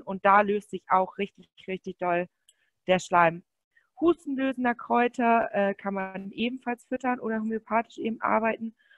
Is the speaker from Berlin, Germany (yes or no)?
no; Münsterland, North Rhine-Westphalia, Germany; bei uns im Münsterland, wir kommen aus Münsterland